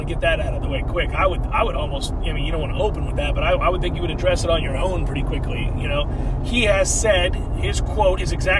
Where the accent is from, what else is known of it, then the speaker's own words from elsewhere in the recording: United States; I'm American and clueless